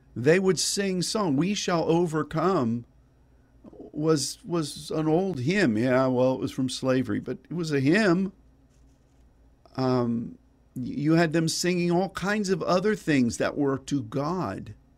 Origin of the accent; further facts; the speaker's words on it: Pittsburgh, Pennsylvania, United States; when I grew up in Pittsburgh